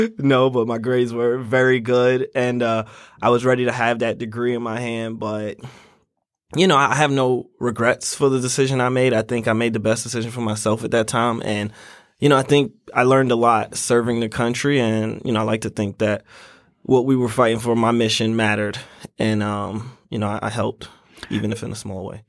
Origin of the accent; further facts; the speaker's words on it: New York City, New York, United States; moved away as an adult; now in Syracuse, United States; I was born in Brooklyn, New York